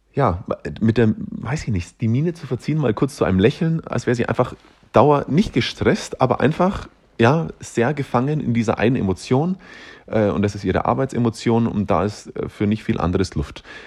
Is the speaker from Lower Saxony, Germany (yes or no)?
no; Upper Palatinate, Bavaria, Germany; accent: slightly Bavarian; now in Nuremberg, Germany; Ich komme aus der Oberpfalz, das ist äh, Aussage genug, glaube ich. Ähm, sollte dementsprechend eigentlich auch einen leicht, einen leicht, da haben wir es schon wieder, einen leicht bayerischen Akzent haben